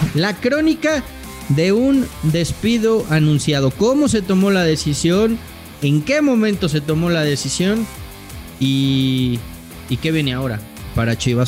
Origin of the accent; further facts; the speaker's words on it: Mexico; yo como tengo pasaporte español, güey, entonces ya dejé de ser mexicano, ya no soy mexicano.